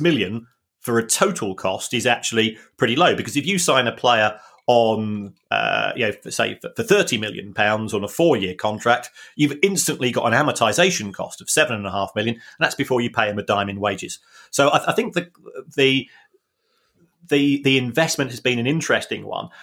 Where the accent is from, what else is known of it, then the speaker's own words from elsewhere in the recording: London, United Kingdom; we are both from South London, working class families